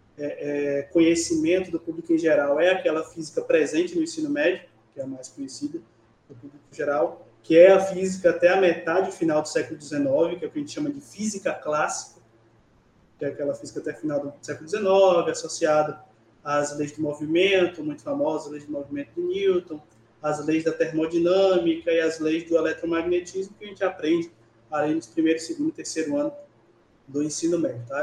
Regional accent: Bahia, Brazil; also born or lived in Niterói, Rio de Janeiro; now in Barreiras, Brazil; eu sou baiano da cidade de Candial, no interior da Bahia

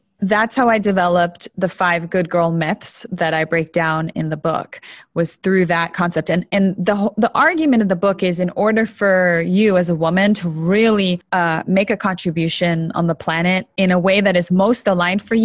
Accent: Toronto, Ontario, Canada; also born or lived in Buenos Aires, Argentina; I was 2 years old when we immigrated from Buenos Aires to Toronto, Canada

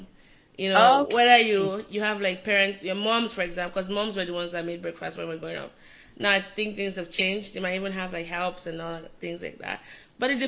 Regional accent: Nigeria; moved away; I'm Nigerian

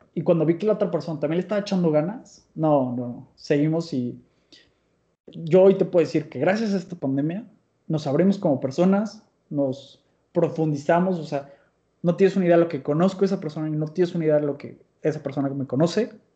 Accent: Mexico; soy mexicano

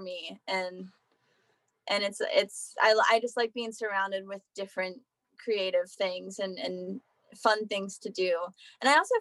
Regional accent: South Central Pennsylvania, United States; now in Nashville, United States; I'm from like South Central, in Gettysburg

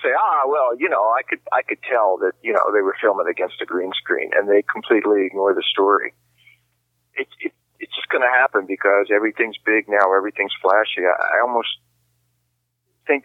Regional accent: the South, United States; I grew up in the South

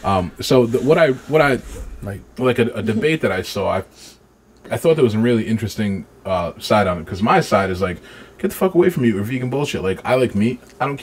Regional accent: Pawtucket, Rhode Island, United States; I grew up in Pawtucket, you know, so I've been in the city my whole life.

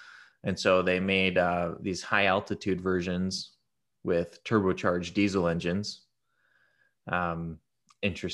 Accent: Utah, United States; I grew up in Utah. So we grew up in Utah.

